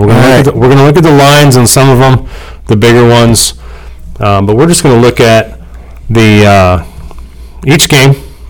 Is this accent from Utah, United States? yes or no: no; California, United States; moved away; And I hate California. I'm from there. I'm born and partially raised